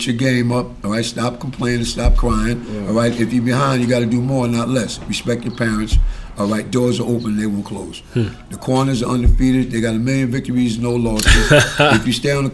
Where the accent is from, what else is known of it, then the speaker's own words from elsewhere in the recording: New York City, New York, United States; I come up from New York Boulevard South Road